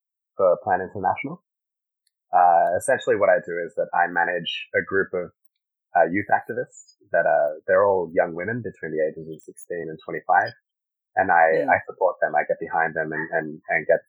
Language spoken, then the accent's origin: English; Sydney, New South Wales, Australia; also born or lived in Caracas, Venezuela; my parents moved to Australia in 1992. So I grew up in Sydney